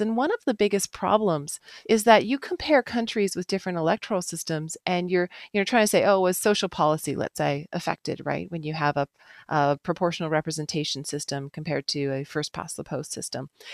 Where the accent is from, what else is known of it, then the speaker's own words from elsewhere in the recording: Canada; being Canadian